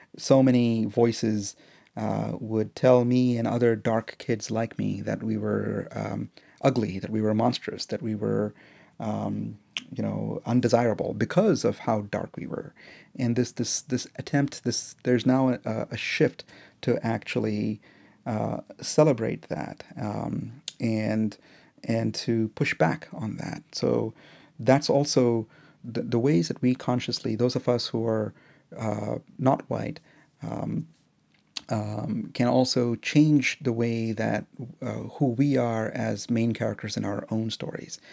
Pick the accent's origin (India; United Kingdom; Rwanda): India; now in United States; as an Indian, um, guy in the U S